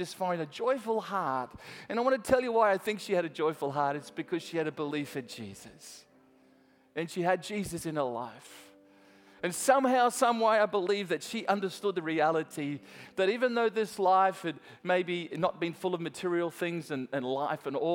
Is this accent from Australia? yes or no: yes; Australia; I'm Australian